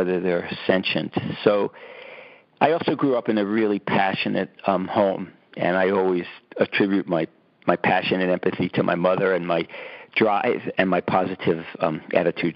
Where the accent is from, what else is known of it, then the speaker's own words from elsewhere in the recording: New York City, New York, United States; I grew up in Brooklyn, New York, on a lot of concrete.